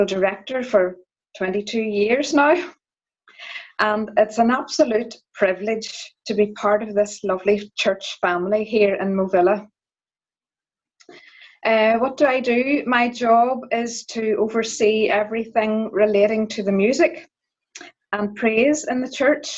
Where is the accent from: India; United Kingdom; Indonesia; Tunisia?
United Kingdom; Donaghadee, Northern Ireland; I'm from Donaghadee